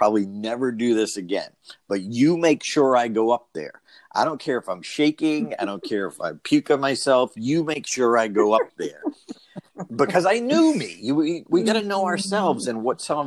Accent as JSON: {"language": "English", "town": "Auburn", "region": "Massachusetts", "country": "United States", "tie": "born or raised there", "said": "I'm from Auburn"}